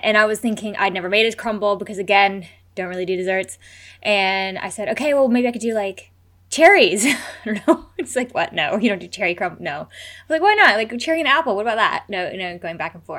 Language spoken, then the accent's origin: English; United States; I'm American